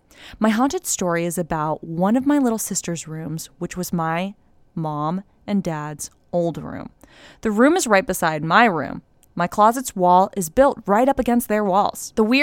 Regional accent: Los Angeles, California, United States; I'm from Los Angeles and grew up in a very religious family, forced to attend Catholic school and whatnot.

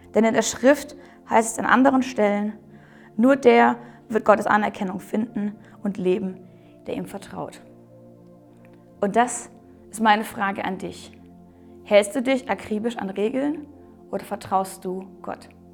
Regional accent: Germany; wir Deutsche

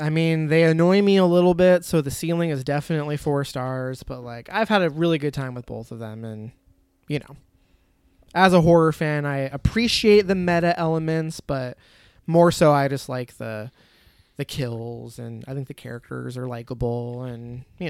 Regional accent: Michigan, United States; I'm from Michigan.

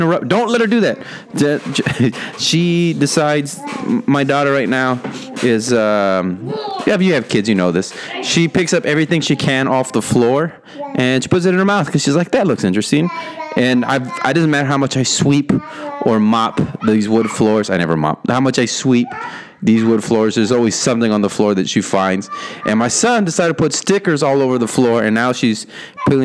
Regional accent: Rio Grande Valley, Texas, United States; moved away; Not my hometown, but my home, RGV Valley. That's where I was born

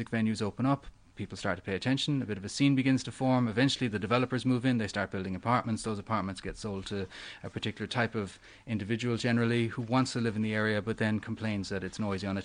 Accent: Cork, Munster, Ireland; moved away as an adult; now in Australia; probably the greatest ever live music venue in my hometown in Cork was a place called the Lobby Bar

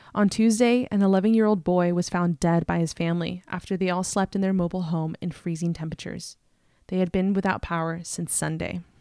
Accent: California, United States; in my home state of California

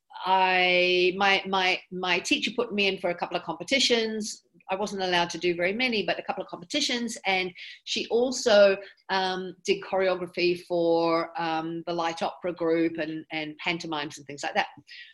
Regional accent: Auckland, New Zealand; moved away; I grew up in Auckland, New Zealand. We came over to New Zealand when I was 5

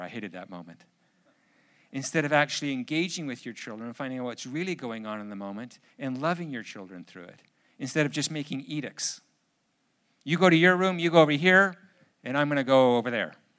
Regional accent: Canada; I'm too Canadian

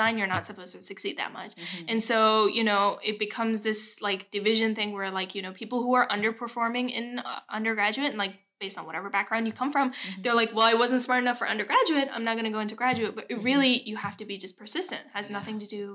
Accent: Massachusetts, United States; I grew up in Massachusetts

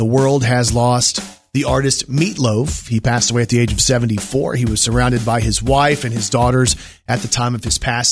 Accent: Texas, United States; I was born in Texas

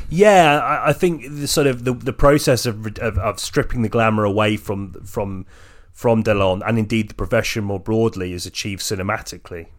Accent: England, United Kingdom; I'm just English

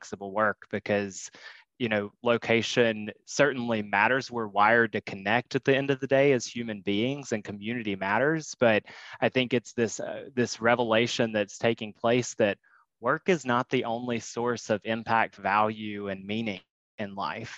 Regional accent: North Carolina, United States; moved away as an adult; now in Chicago, United States; I'm from, born and raised in North Carolina

